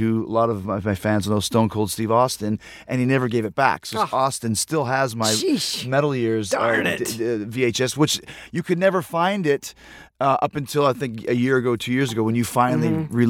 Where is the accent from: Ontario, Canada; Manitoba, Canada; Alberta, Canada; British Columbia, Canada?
Manitoba, Canada; Winnipeg; I grew up in Winnipeg, Canada.